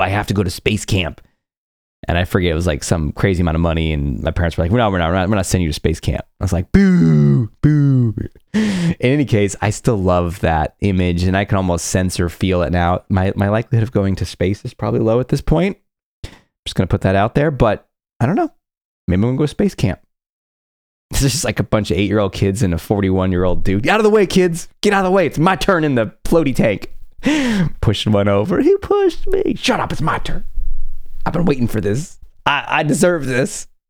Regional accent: California, United States; I grew up in California

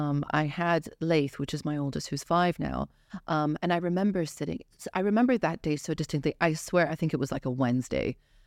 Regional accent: Dubai, United Arab Emirates; also born or lived in Iraq; So I am Iraqi born. I grew up here in Dubai. So my family's been here for about 29 years.

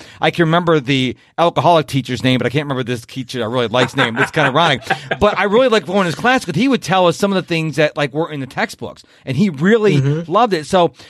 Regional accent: Rochester, New York, United States; I was from Rochester, New York

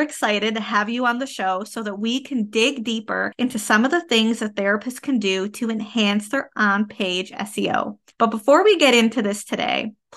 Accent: Canada; I am a Canadian social worker

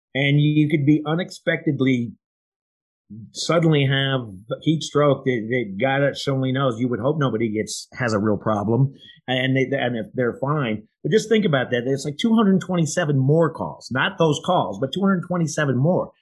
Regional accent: Iowa, United States; I'm from Iowa.

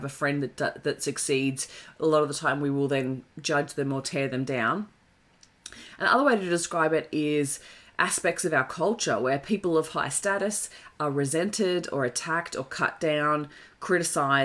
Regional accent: Australia; It comes from being the Aussie battler. Like, we constantly celebrate Aussie battlers. And it's like, okay, understandably, that's where we've come from. That's our culture

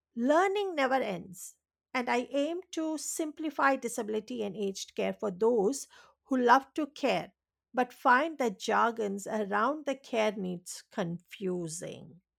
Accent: India; English is a second language; now in Australia; I was born and raised in India, and, um, you know, even in that, uh, I was raised in an island

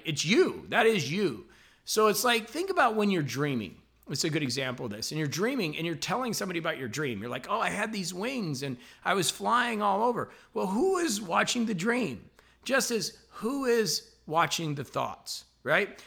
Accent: La Porte, Indiana, United States; moved away; I'm actually up here in my hometown of LaPorte, Indiana, which is a really small town

